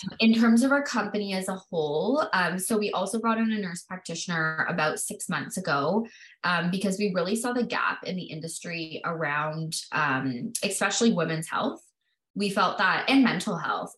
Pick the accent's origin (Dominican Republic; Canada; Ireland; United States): Canada; I was born and raised in Canada